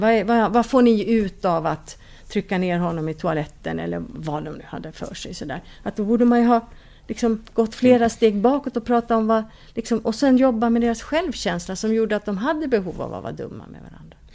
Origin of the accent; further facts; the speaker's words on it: Stockholm, Stockholm County, Sweden; moved away as an adult; now in Kumlinge, Åland, Finland; Alltså jag är född i Stockholm